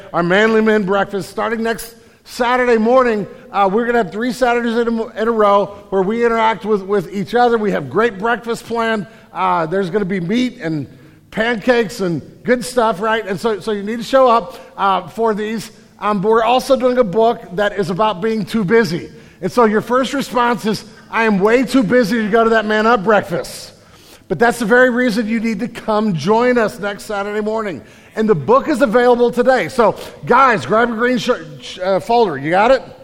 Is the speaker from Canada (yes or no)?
no; St. Louis, Missouri, United States; also born or lived in California, Missouri; I grew up in St. Louis